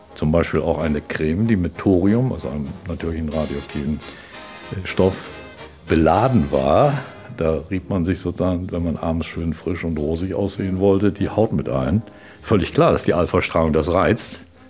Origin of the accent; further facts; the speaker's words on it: Germany; Ich bin am Mittellandkanal groß geworden